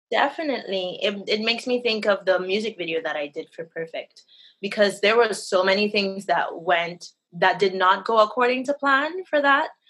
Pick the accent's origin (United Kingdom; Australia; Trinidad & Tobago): Trinidad & Tobago; now in Florida, United States; right now I'm in Florida. Oh, I'm originally from Trinidad and Tobago.